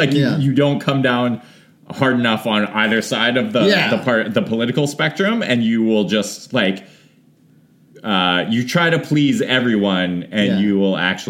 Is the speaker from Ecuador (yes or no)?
no; Saskatchewan, Canada; moved away; I was born in Saskatchewan. I still have family out there.